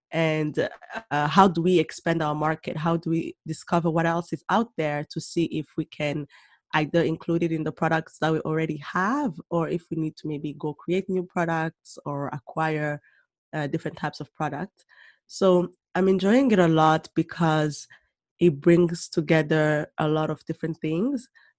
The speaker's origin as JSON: {"language": "English", "country": "Rwanda", "tie": "born or raised there", "also_born_or_lived": "Burundi / Germany / Senegal / Canada", "moved": "as an adult", "said": "And then I was born in Burundi. Mm-hmm. And after the genocide in Rwanda, that's when we moved back to Rwanda. And so I grew up there. And then eventually lived in Germany as well, in Senegal, and moved to Canada for university."}